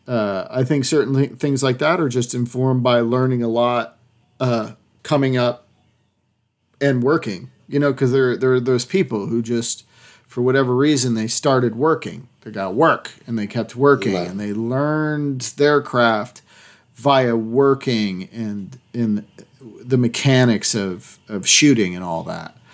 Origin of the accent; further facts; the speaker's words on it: Massachusetts, United States; I'm from Massachusetts